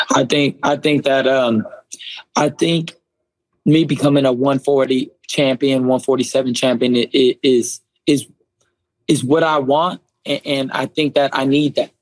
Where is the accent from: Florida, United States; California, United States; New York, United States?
California, United States; Southern; growing up in Southern California